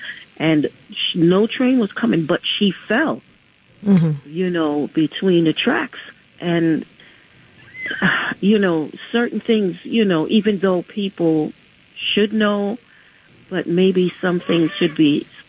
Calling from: New York City, New York, United States; I'm calling from the Bronx.

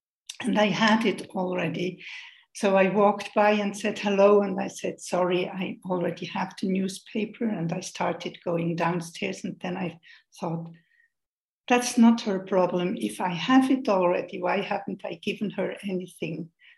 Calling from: Switzerland; I'm joining you from Switzerland, where we watch very much the hour.

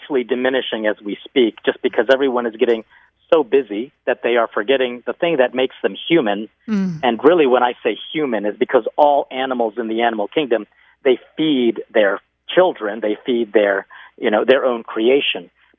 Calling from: Mexico; I am here from Mexico.

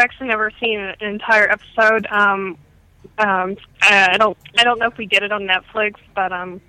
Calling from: Ohio, United States; This is …. I'm calling from Ohio.

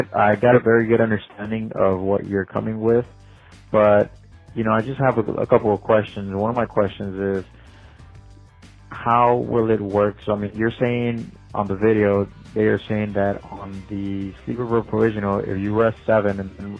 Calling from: Laredo, Texas, United States; I'm calling you from Dial Van Inc., a trucking company here in Laredo, Texas.

